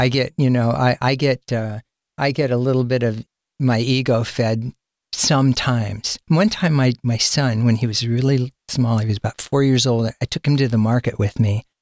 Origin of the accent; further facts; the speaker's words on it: Sacramento, California, United States; I'm from Sacramento, and my first band was from Sacramento